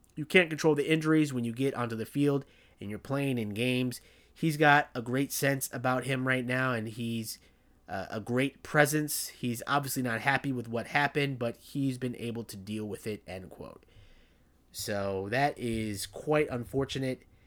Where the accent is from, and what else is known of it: Naperville, Illinois, United States; born or raised there